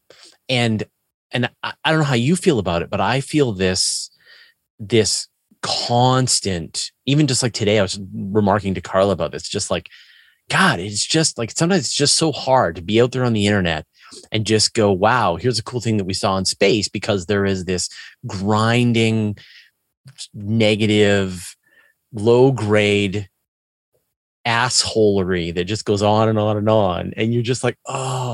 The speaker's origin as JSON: {"language": "English", "country": "Canada", "said": "me being Canadian"}